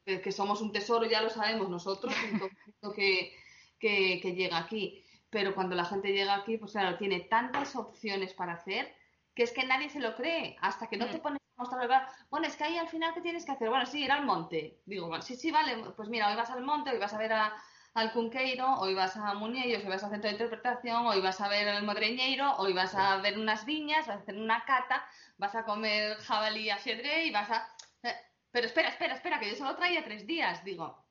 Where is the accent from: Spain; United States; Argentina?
Spain; Asturias; somos celíacos y asturianos